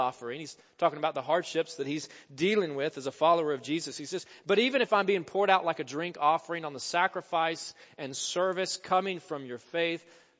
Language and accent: English; Jonesboro, Arkansas, United States; my hometown of Jonesboro, Arkansas